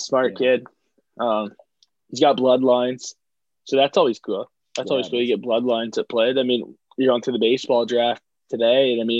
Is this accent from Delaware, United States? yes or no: yes; Delaware, United States; I mean, I'm from Delaware. And there's a lot of talkers here.